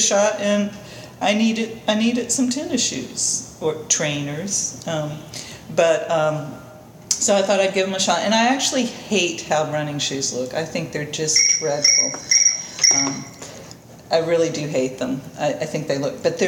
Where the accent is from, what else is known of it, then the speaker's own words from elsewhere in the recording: New York, United States; being a New Yorker